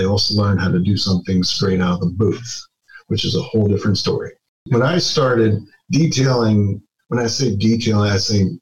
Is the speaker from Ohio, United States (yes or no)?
yes; Youngstown, Ohio, United States; moved away as an adult; now in Indianapolis, United States; I'm originally from Youngstown, Ohio.